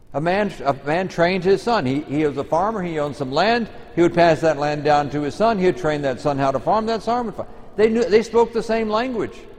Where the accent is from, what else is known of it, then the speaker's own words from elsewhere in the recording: Texas, United States; I come from Texas